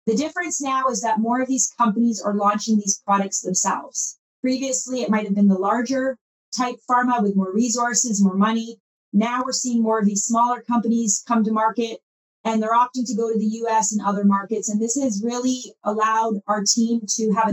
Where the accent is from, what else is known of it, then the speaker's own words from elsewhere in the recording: Canada; I come from Canada, and I did a similar role in the Canadian marketplace